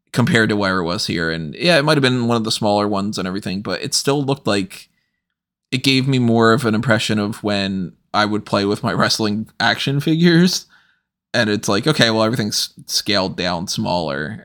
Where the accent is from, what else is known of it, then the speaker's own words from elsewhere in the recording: United States; I'm American